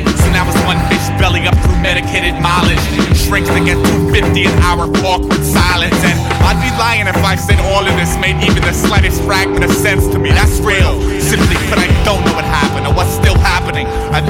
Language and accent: English; New York, United States; born there; I was born in Long Island, New York, 76